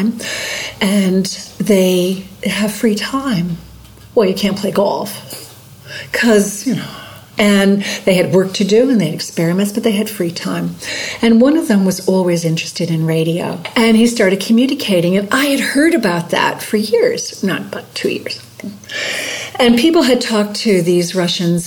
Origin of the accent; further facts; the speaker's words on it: New Haven, Connecticut, United States; born or raised there; moved away as an adult; now in Colac, Australia